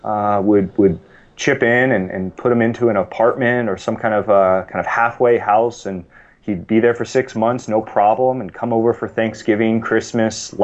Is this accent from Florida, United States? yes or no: no; East Bay, San Francisco Bay Area, California, United States; I grew up in the East Bay, in the San Francisco Bay Area